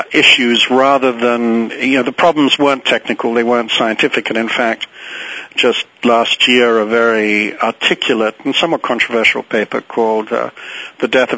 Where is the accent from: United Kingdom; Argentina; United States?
United Kingdom; England; moved away; I grew up in England and went off to boarding school when I was 7 and was there 10 years